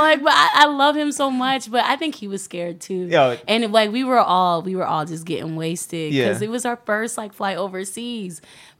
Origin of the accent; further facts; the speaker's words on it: Washington, District of Columbia, United States; also born or lived in Northern Virginia / Chevy Chase, Maryland; I was born in D.C.